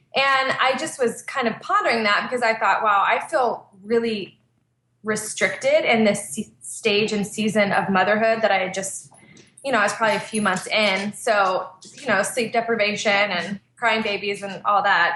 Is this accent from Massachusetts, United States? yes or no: no; Texas, United States; moved away as an adult; also born or lived in West Coast; I'm from Texas originally, but then we spent six years church planting on the West Coast and moved back to Texas two years ago